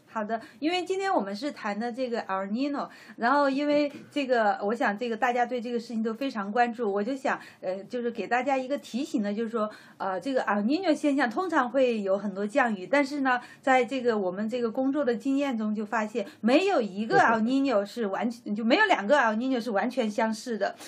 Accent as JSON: {"language": "Chinese", "region": "Sichuan", "country": "China", "tie": "born or raised there", "moved": "as an adult", "lives_now": "United States", "said": "我其实从小在，呃，在大陆就说也是，就生活在气象局里面，就是我父母因为都是四川省气象局的，所以嗯。我就生活在这个大院里"}